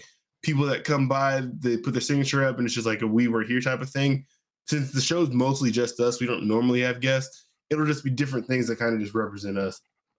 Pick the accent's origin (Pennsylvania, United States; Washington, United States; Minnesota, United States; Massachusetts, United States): Washington, United States; back in high school, this was more a normal thing, especially being in Washington, where it would be colder in the mornings